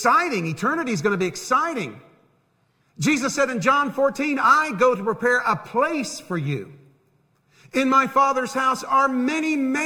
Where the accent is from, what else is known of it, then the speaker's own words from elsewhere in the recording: Tampa, Florida, United States; moved away as an adult; now in Harrisburg, United States; I grew up in Tampa.